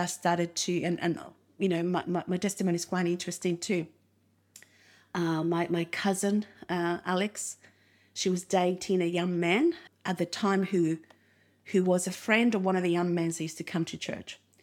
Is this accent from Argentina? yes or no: yes; Argentina; English is a second language; also born or lived in Uruguay; now in Australia; we grew up in Uruguay until I was around five. Then after that, we moved to Argentina